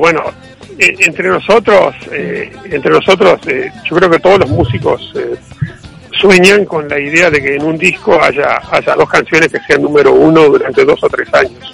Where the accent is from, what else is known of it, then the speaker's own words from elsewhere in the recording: Uruguay; nosotros los uruguayos